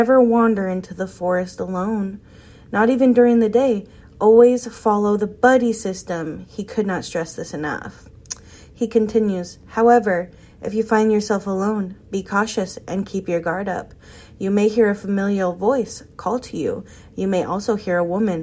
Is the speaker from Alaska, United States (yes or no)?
yes; Alaska, United States; my home state of Alaska